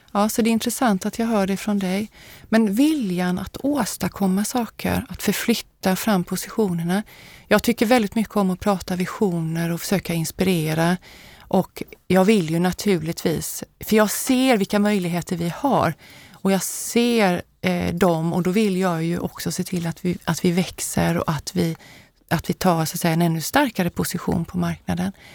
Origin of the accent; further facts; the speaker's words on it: Habo, Jönköping County, Sweden; also born or lived in Småland; now in Gothenburg, Sweden; jag är född i Småland men jag har vuxit upp i Västergötland, i Habo som ligger lite grann norr om Jönköping